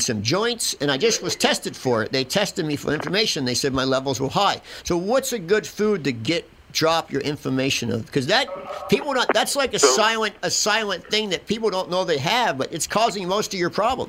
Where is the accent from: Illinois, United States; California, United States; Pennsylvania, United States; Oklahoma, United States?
Pennsylvania, United States; Philadelphia; I'm an Italian. I'm an Italian from Philadelphia